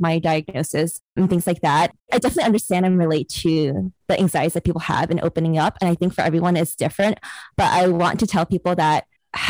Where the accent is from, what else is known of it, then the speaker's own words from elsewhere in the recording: New York City, New York, United States; I am Chinese American, and I was born and raised in New York City